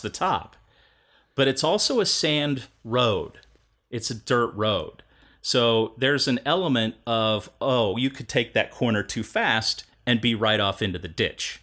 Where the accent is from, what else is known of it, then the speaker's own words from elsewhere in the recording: Kansas, United States; I'm from Kansas